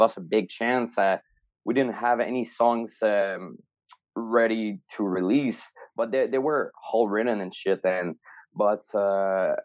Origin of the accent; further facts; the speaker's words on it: Rimouski, Quebec, Canada; now in Montreal, Canada; it was in my hometown and Jean Gab's hometown, Rimouski